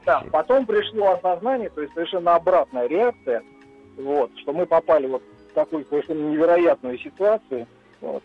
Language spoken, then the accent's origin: Russian; Arkhangelsk Oblast, Russia; now in Saint Petersburg, Russia; Я из Санкт-Петербурга, но э, родился и детство мое прошло в Архангельской области.